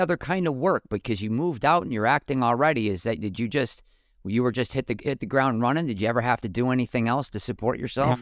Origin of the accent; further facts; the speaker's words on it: Buffalo, New York, United States; moved away as an adult; now in Glendale, United States; growing up in Western New York